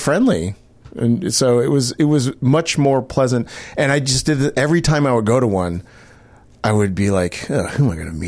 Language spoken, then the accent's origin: English; Houston, Texas, United States; I'm from Houston